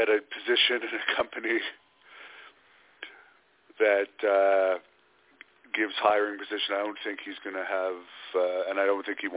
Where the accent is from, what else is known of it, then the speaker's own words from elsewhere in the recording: Canada; I am Canadian